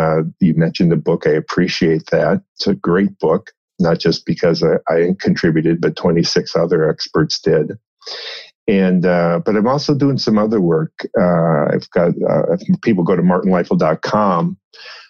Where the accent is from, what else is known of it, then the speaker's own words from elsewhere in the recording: Minnesota, United States; moved away; also born or lived in St. Louis, Missouri; I grew up in Minnesota, a small town on the Mississippi River, not far from St. Paul, Minneapolis area